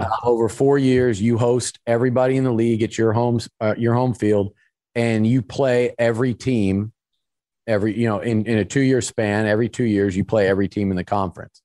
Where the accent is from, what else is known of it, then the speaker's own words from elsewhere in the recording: Sugar Land, Texas, United States; I grew up in Sugarland